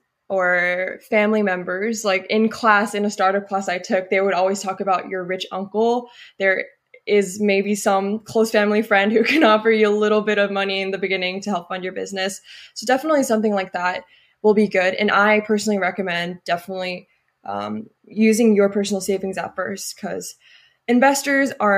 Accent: South Korea; moved away as an adult; now in Berkeley, United States; I grew up in Korea

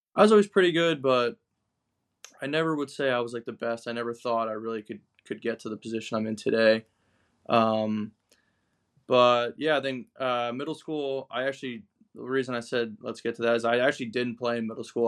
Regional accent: Long Island, New York, United States; moved away as an adult; also born or lived in Fairfield, Connecticut; I grew up in Long Island, New York, in the Northeast.

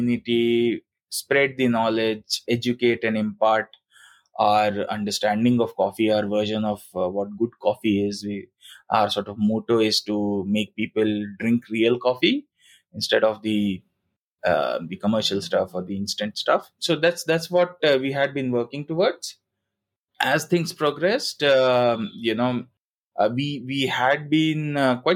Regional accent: Bhopal, Madhya Pradesh, India; moved away as an adult; also born or lived in Singapore; when I had to come back to my hometown, then we decided, me and my wife, we decided that let's set up our own coffee roastery

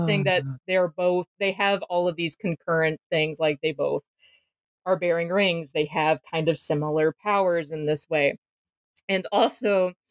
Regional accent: the South, United States; I'm from the South. We're used to referring to things as unpleasantnesses

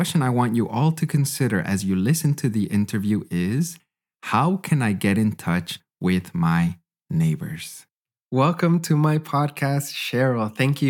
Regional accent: Canada; now in Freiburg, Germany; growing up in Canada

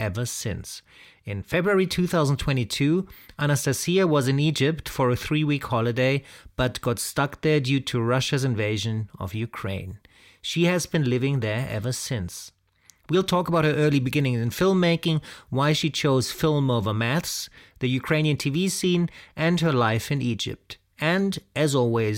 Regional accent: South Africa; I grew up in Africa, in South Africa to be exact, actually

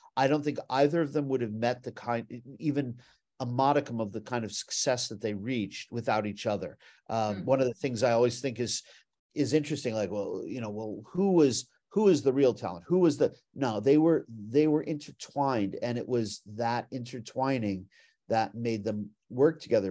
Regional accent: Beverly Hills, California, United States; I grew up in Beverly Hills, California

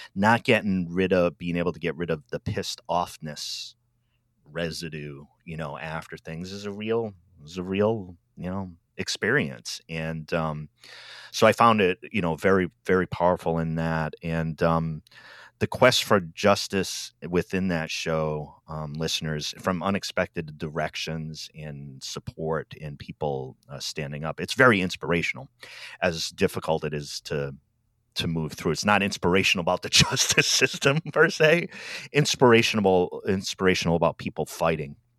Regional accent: Rhode Island, United States; moved away as an adult; now in Albany, Oregon, United States; I grew up out east in Rhode Island, and I've been in Oregon for about ten, eleven years

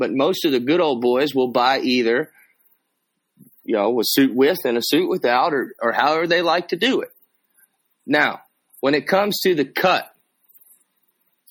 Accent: Texas, United States; that's how I was raised down here in Texas

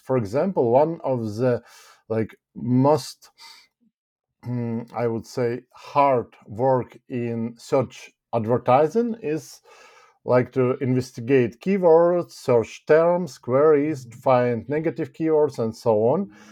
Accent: Ukraine; moved away as an adult; now in United Kingdom; I'm from Ukraine, basically, and, uh, a year ago, I relocated to the United Kingdom.

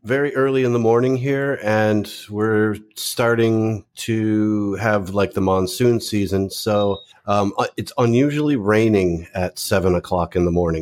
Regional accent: suburbs of Chicago, Illinois, United States; moved away as an adult; also born or lived in California; now in Philippines; I grew up in the Midwest, uh, in the suburbs of Chicago

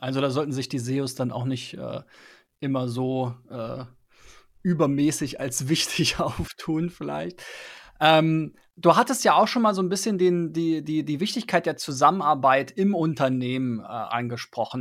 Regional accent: Germany

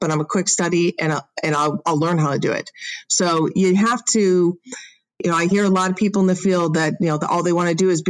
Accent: Chicago, Illinois, United States; now in Southern California, United States; I'm from Chicago

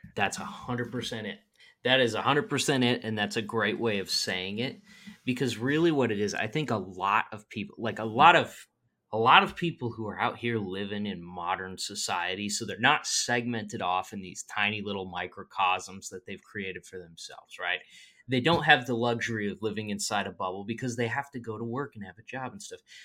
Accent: Midwest, United States; I'm from the Midwest

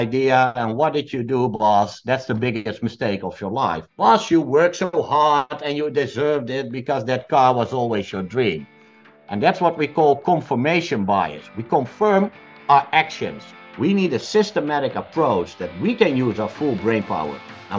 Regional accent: Netherlands; I come from the Netherlands

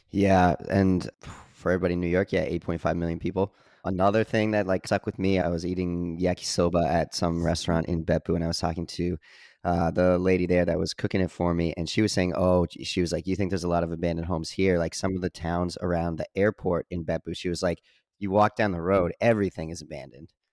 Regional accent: Canada; growing up in Canada

